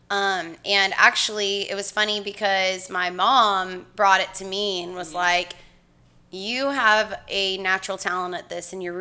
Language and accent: English; Rowlett, Texas, United States; Rowlett, Rowlett, Texas. So kind of like a uh, Rockwall area, and.